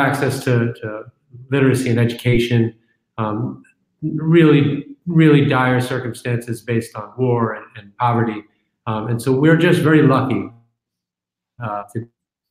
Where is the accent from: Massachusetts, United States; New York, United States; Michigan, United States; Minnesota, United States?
New York, United States; I'm a New Yorker, a native New Yorker